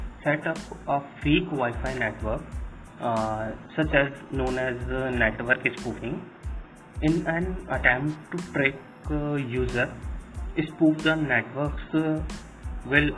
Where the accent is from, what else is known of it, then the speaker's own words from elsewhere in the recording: Ajmer, Rajasthan, India; also born or lived in Jaipur, Rajasthan; I am basically from Ajmer, Rajasthan